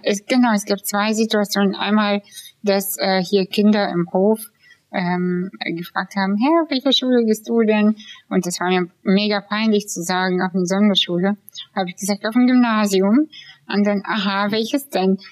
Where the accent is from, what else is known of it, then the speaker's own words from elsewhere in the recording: Kazakhstan; now in Germany; ich bin aus Kasachstan